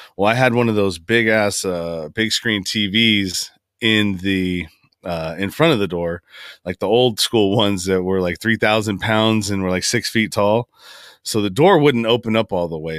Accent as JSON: {"language": "English", "area": "San Francisco Bay Area", "region": "California", "country": "United States", "tie": "born or raised there", "said": "I grew up in the Bay Area, San Francisco Bay Area. I'm from Northern California, and that's where I currently reside now."}